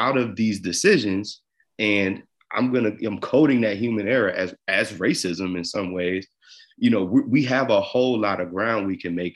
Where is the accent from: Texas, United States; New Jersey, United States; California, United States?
New Jersey, United States; I'm from Jersey. I grew up a New York Yankees and New York Giants fan